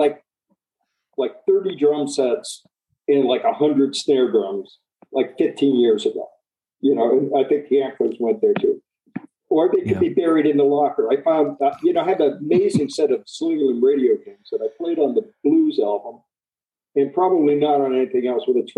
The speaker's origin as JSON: {"language": "English", "town": "Youngstown", "region": "Ohio", "country": "United States", "tie": "born or raised there", "also_born_or_lived": "New York", "moved": "yes", "said": "I came from Youngstown, Ohio, which is really a small town"}